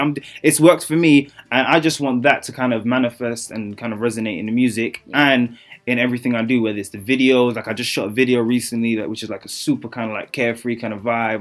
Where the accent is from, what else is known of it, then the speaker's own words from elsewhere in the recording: London, United Kingdom; accent: British; I grew up in a part of East London, um, of London, East London, Newham